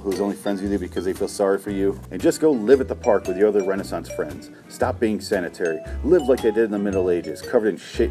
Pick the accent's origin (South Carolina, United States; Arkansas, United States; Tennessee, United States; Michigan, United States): Michigan, United States; when I was growing up in Michigan